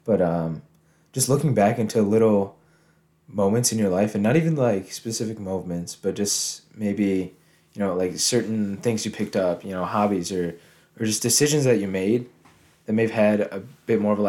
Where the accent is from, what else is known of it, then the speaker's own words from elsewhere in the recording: United States; I'm from the Quad Cities. I just graduated high school a couple weeks ago